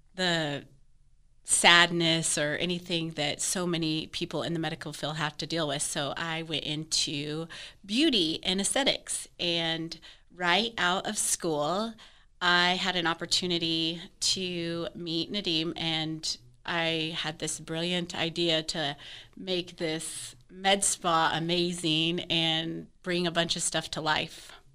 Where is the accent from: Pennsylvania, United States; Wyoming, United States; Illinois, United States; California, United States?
Wyoming, United States; also born or lived in Fort Worth area, Texas; now in Parker County, Texas, United States; I'm originally from Wyoming